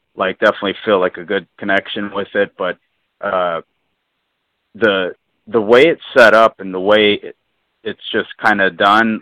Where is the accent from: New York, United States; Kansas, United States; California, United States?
California, United States; Southern; I grew up in Southern California